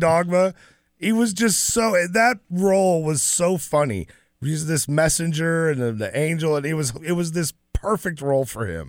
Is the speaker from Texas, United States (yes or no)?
yes; Dallas, Texas, United States; I grew up in Dallas